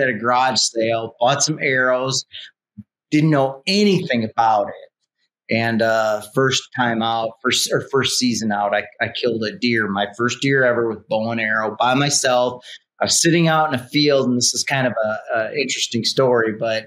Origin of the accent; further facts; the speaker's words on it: eastern South Dakota, United States; I grew up in South Dakota, and South Dakota is a big hunting state. And it was in the eastern part of the state where I actually